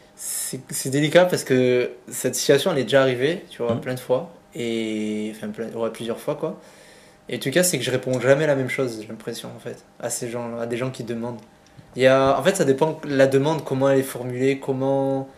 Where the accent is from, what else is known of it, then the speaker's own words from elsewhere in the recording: Sète, Occitania, France; now in Montpellier, France; je suis né à Sète, donc une petite ville dans le sud